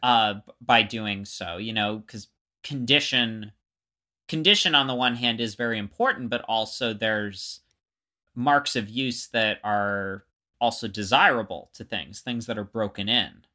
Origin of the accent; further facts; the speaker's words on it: Florida, United States; growing up in Florida